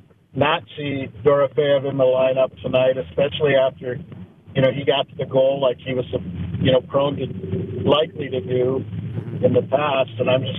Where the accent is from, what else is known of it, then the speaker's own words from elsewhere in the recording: Minnesota, United States; moved away; I'm from Minnesota